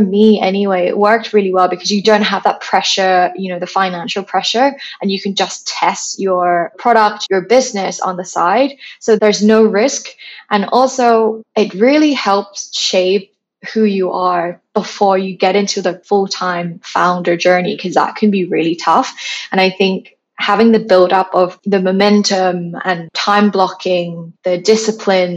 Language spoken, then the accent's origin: English; Thailand; moved away as an adult; now in London, United Kingdom; I'm originally from Thailand. I have a, you know, a big house, massive garden, and now I'm coming to London, living in a flat with no garden.